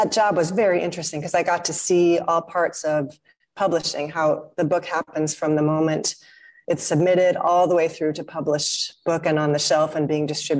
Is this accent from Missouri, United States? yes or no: yes; St. Louis, Missouri, United States; now in Malaysia; I grew up in St. Louis, Missouri